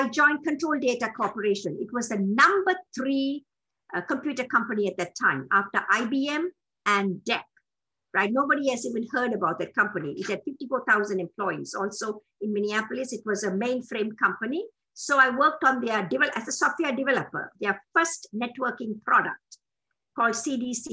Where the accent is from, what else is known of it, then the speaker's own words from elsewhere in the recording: Sri Lanka; moved away as an adult; also born or lived in Bristol, United Kingdom / New Mexico, United States; now in United States; I'm a Tamil from Sri Lanka.